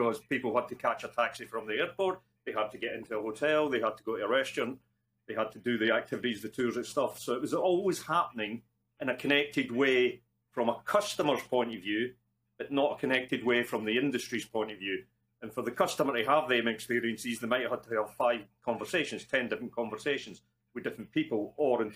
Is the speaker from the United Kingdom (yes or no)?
yes; Scotland, United Kingdom; accent: Scottish; moved away; Probably from the accent, you can gather I'm Scottish. I'm in Scotland at the moment, not normally here